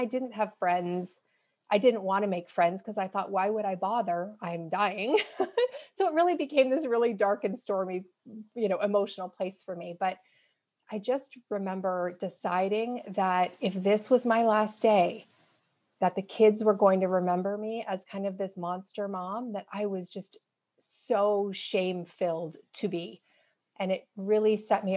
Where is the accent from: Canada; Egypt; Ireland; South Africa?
Canada; moved away as an adult; now in Seattle, United States; I'm Canadian